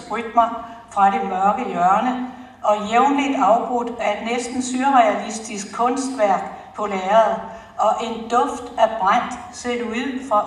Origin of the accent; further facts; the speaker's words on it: Fredensborg, Capital Region of Denmark, Denmark; Jeg er født her i Fredensborg for mange, mange år siden.